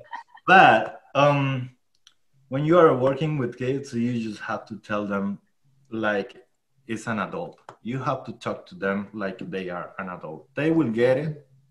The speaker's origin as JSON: {"language": "English", "town": "Chinácota", "region": "Norte de Santander", "country": "Colombia", "second_language": "English", "moved": "yes", "said": "I'm from a small town called Chinacota"}